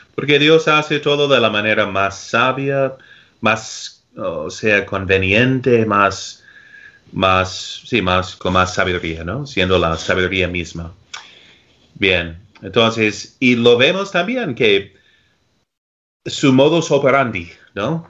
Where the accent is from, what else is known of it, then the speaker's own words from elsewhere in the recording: United States; Spanish is a second language; como gringo aquí en los Estados camino, Unidos